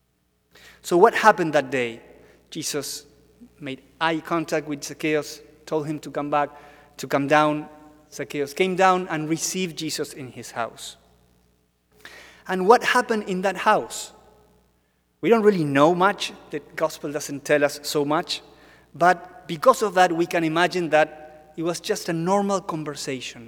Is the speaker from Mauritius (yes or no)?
no; Argentina; now in Washington, D.C., United States; I'm from Argentina.